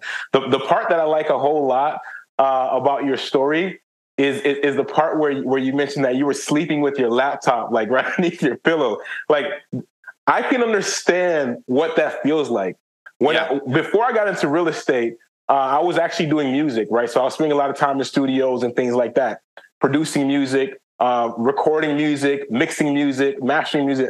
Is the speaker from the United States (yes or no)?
no; Haiti; I'm from Haiti